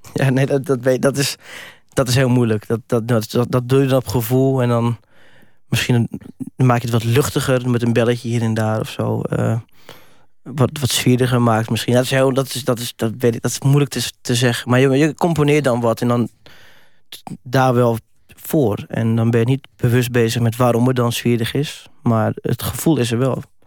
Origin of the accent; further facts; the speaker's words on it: Netherlands; als Nederlander